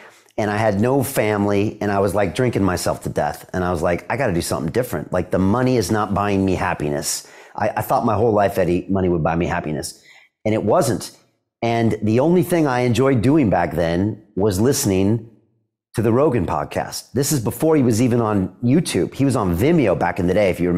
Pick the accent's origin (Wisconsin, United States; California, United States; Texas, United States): California, United States; San Diego; moved away as an adult; also born or lived in Boston, United States; now in London, United Kingdom; I'm from San Diego, you know, so grew up there 18 years